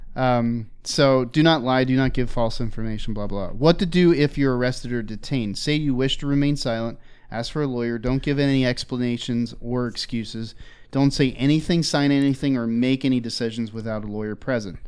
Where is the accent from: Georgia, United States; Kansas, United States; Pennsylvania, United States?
Pennsylvania, United States; Philadelphia; I grew up in Philly